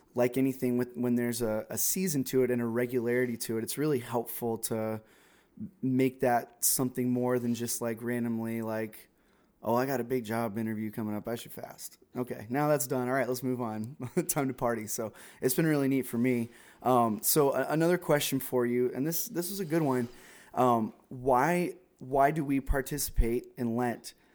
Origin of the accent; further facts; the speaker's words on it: South Florida, United States; moved away as an adult; now in North Carolina, United States; I was born and raised in South Florida